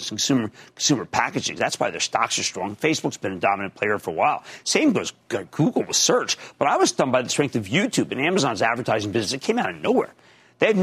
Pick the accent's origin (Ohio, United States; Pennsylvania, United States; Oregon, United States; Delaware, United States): Pennsylvania, United States; Philadelphia; When I was growing up in Philadelphia